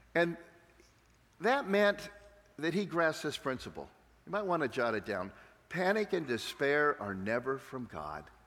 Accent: San Diego, California, United States; I'm from San Diego, which means I live in the land of fruits and nuts

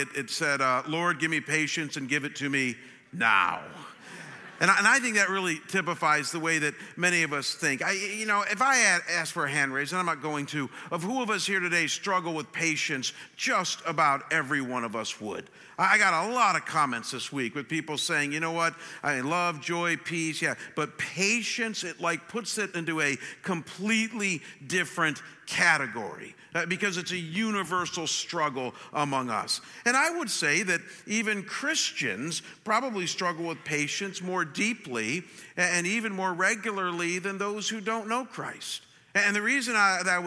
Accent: Cleveland, Ohio, United States; moved away; I'm from Cleveland

